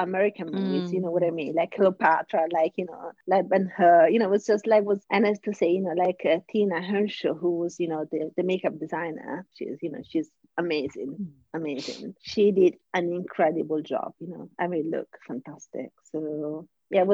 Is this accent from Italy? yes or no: yes; Rome, Lazio, Italy; also born or lived in Sardinia; I was born in Sardinia, but raised in Rome